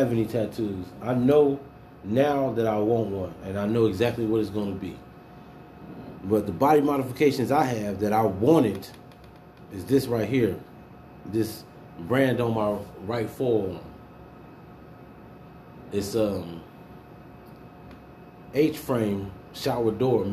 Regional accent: Houston, Texas, United States; I was born in Houston, H-Town

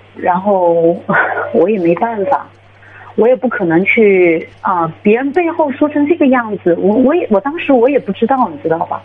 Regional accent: Shanghai, China; 我是上海的

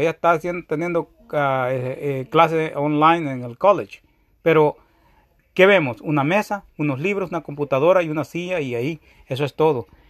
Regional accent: El Salvador; now in United States; de donde yo vengo, que es El Salvador

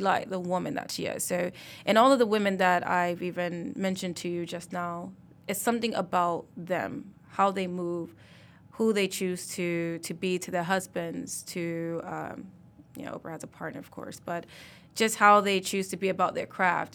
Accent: Mississippi, United States; now in Detroit, United States; I'm from Mississippi, most people think that I'm a native of Detroit

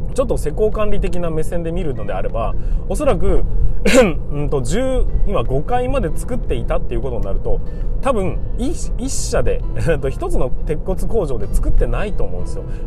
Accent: Hokkaido, Japan; 北海道ということもありますしね僕の地元

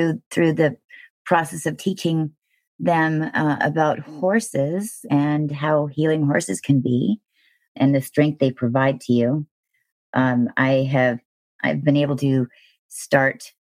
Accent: Thousand Oaks, California, United States; born or raised there

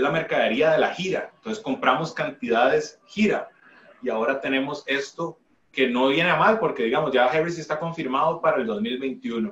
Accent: Costa Rica

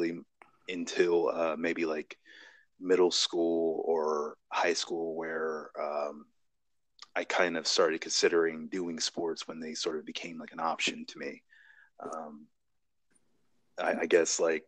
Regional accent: Bishopville, Maryland, United States; I grew up in Bishopville

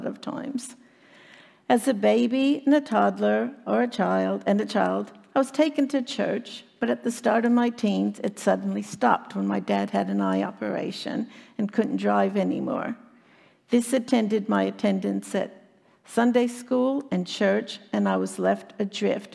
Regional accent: Chicago, Illinois, United States; moved away as an adult; now in Australia; I was born and raised in Chicago, Illinois, in the U.S.

